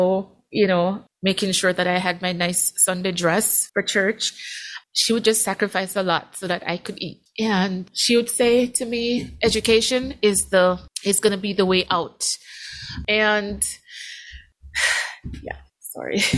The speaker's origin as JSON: {"language": "English", "country": "Jamaica", "tie": "born or raised there", "moved": "yes", "lives_now": "Eau Claire, United States", "said": "growing up in Jamaica. And so, yeah, when I came to the States"}